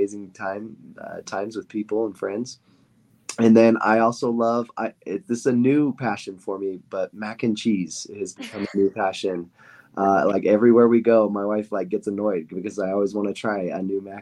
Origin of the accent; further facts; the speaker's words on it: Idaho, United States; also born or lived in Utah County, Utah; now in Utah, United States; I grew up in Idaho, Idaho boy, and I loved growing up in a small town, Idaho, and now I live in Utah